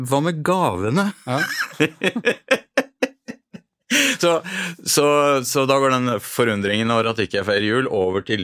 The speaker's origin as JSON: {"language": "Norwegian", "country": "Norway", "said": "Eh, ja, jeg er norsk, men ikke en kristen nordmann."}